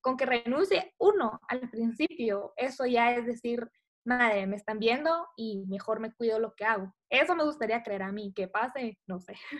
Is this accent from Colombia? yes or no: no; Guatemala; como guatemaltecos